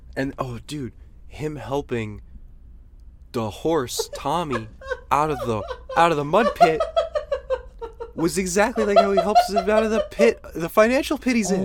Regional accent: Tennessee, United States; when I was a young boy growing up in Tennessee, in a Tennessee trailer park.

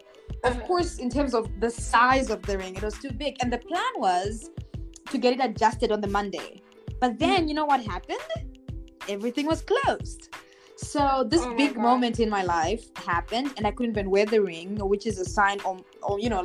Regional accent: Zimbabwe; I'm also from Zimbabwe

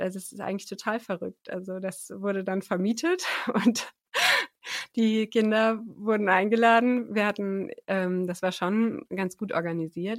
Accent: Oberbergisches Land, North Rhine-Westphalia, Germany; moved away; also born or lived in Tanzania / Münsterland; ich bin ähm, aufgewachsen, die meiste Zeit meines Lebens im Oberbergischen Land, westlich von Köln und Bonn ist

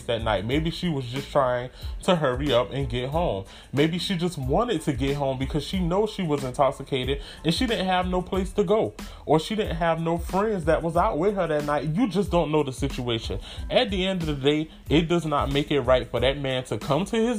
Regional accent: United States; my hometown is like an hour and a half away from Charleston.

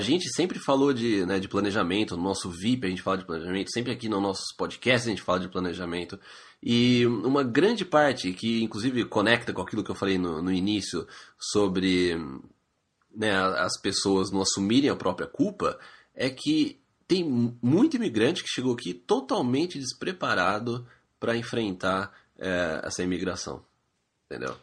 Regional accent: Brazil; now in Canada; a gente é brasileiro

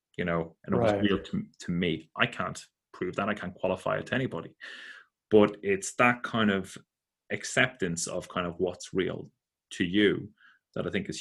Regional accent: Ireland; growing up in Catholic Ireland

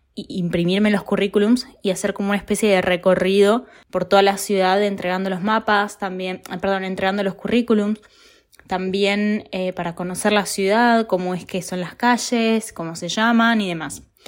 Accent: Buenos Aires, Argentina; moved away as an adult; now in Italy; vivo en Italia, soy argentina

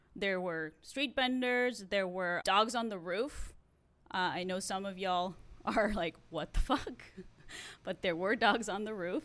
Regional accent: Mexicali, Baja California, Mexico; moved away as an adult; also born or lived in El Centro, California; now in United States; I grew up in Mexicali, Baja California. That is a state that is a border town with California. So only 2 hours away from Steph.

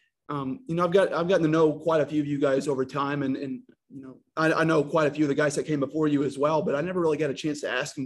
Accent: North Little Rock, Arkansas, United States; I come from North Rock High School

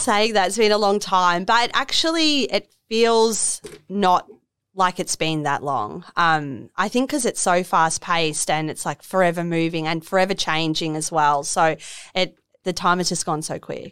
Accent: Melbourne, Victoria, Australia; moved away as an adult; also born or lived in London; now in Miami, Australia; I'm originally from Melbourne

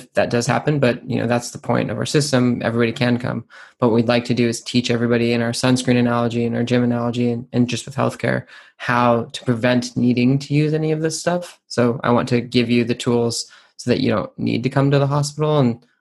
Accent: United States; now in United Kingdom; as an American, even though I live in the UK

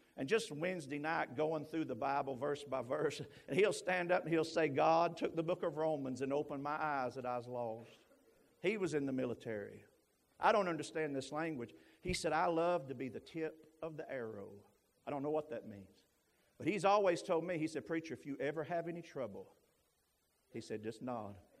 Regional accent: Knoxville, Tennessee, United States; moved away; I'm originally from Knoxville, Tennessee.

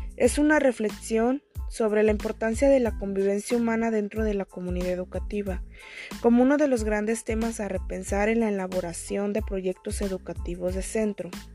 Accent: Oconahua, Jalisco, Mexico; soy de Oconagua

